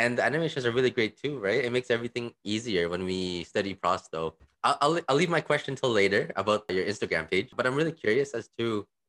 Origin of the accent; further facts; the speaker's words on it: Toronto, Ontario, Canada; I'm actually taking dentistry in Manila, but I'm from Toronto.